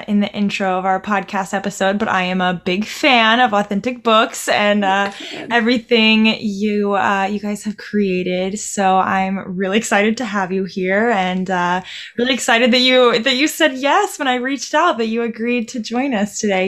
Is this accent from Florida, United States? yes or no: yes; Panama City, Florida, United States; I'm from Panama City in the Panhandle.